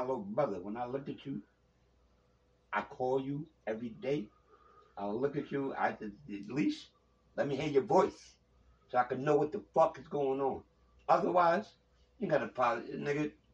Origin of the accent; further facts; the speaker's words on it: Long Island, Suffolk County, New York, United States; I'm from Long Island